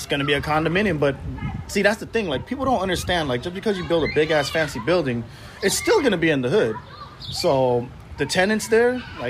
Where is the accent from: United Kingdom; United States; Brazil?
United States; Long Beach, California; also born or lived in Thailand / Seattle; I think when I was like 4, we moved to Long Beach because my dad's side of the family's out here.